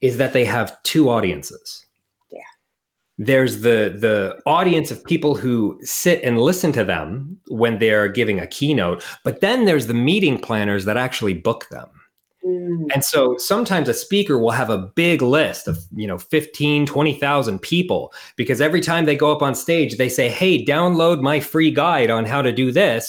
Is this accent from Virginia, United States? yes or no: no; Portland, Oregon, United States; moved away as an adult; also born or lived in Costa Rica; now in New Zealand; I started as an American. I'm originally from Portland, Oregon.